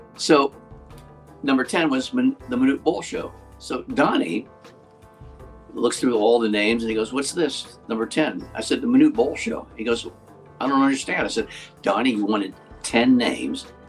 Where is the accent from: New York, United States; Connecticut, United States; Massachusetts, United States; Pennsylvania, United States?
Pennsylvania, United States; Western; moved away; I grew up in Western Pennsylvania